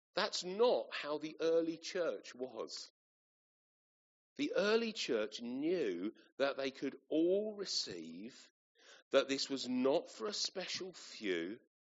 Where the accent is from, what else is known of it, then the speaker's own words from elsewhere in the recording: Kent, South East England, United Kingdom; moved away as an adult; I grew up in Kent. Uh, that's where um, my parents still live, and uh, I lived until uh, university.